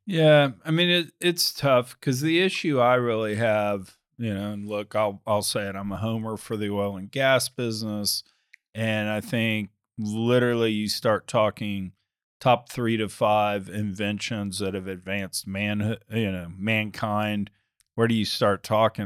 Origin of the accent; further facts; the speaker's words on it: United States; I'm typical American